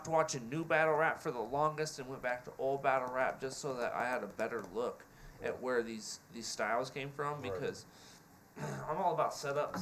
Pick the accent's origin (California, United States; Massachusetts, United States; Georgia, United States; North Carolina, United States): California, United States; Apple Valley; I was born in Apple Valley, San Bernardino County, right next to LA County